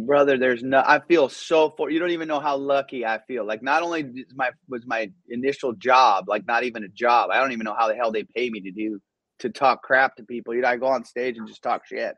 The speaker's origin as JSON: {"language": "English", "town": "Orange", "region": "California", "country": "United States", "tie": "born or raised there", "also_born_or_lived": "Iran", "second_language": "English", "said": "we came when I was five and moved to Southern California"}